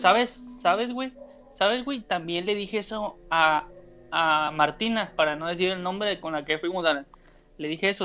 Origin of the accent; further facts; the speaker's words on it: Mazatlán, Sinaloa, Mexico; also born or lived in Tampico, Tamaulipas; de Mazatlán, ah, Sinaloa. y viví, viví como 7, 8 años, 7, 6 años en Tampico.